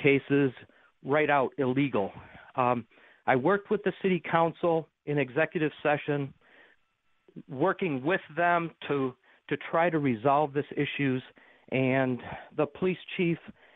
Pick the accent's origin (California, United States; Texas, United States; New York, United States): New York, United States; Amherst; moved away as an adult; also born or lived in Georgia / Iraq / Buffalo; now am back in my hometown of Amherst